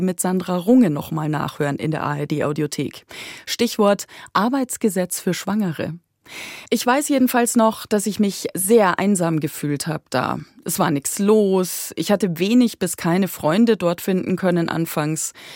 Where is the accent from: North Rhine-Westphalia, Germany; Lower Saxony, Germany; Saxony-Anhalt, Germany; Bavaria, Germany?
Bavaria, Germany; Weiden; moved away as an adult; also born or lived in Regensburg area / Deggendorf; now in Munich, Germany; Ich bin aufgewachsen in Weiden in der Oberpfalz